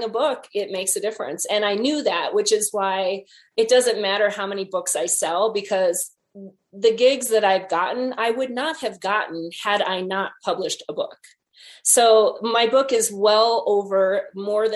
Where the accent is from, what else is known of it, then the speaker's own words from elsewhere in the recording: Wisconsin, United States; moved away; went back home to Wisconsin and did a little book tour, to a variety of places in my hometown